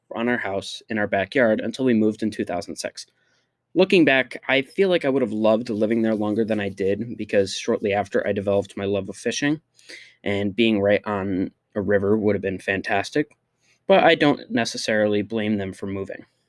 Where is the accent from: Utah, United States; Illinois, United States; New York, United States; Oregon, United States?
New York, United States; Liverpool; also born or lived in Waterford, New York; Despite being from Syracuse and going to school there every year, every year of my life